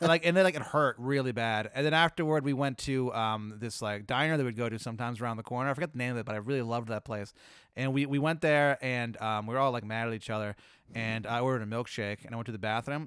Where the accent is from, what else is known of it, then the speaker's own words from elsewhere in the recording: the South, United States; I'm from the South.